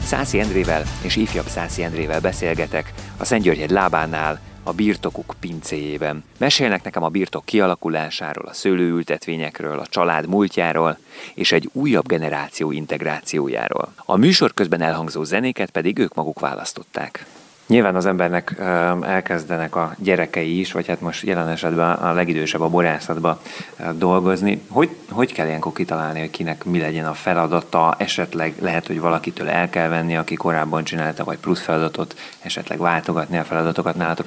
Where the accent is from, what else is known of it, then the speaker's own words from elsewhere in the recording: Szigliget, Veszprém County, Hungary; Én Szigligeten nőttem fel, innen 5 kilométerre